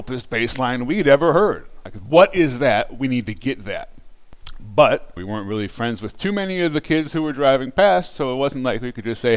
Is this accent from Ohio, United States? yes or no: no; Bay Area, California, United States; we grew up in the Bay Area